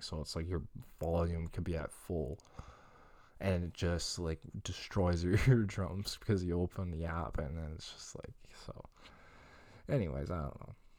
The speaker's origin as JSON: {"language": "English", "town": "Longueuil", "region": "Quebec", "country": "Canada", "tie": "born or raised there", "said": "my hometown is, what's Greenfield Park?"}